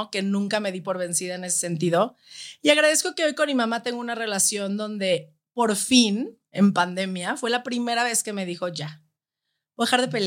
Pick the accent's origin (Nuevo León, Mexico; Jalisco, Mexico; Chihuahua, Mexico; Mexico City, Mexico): Jalisco, Mexico; Guadalajara; O sea, crecer en Guadalajara es. Es que es